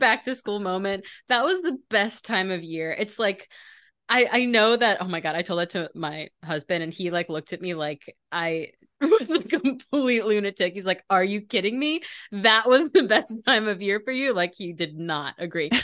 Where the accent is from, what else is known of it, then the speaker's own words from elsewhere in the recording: Maryland, United States; I grew up in Maryland